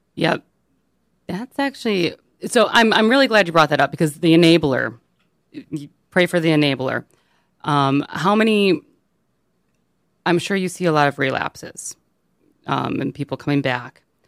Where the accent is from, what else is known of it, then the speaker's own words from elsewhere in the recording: Birmingham, Michigan, United States; I grew up in Birmingham